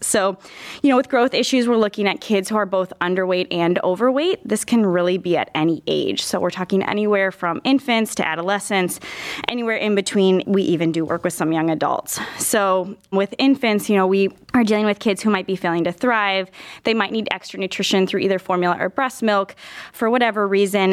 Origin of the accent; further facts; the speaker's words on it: Minnesota, United States; moved away as an adult; also born or lived in Iowa; now in Cleveland, United States; I'm originally from Minnesota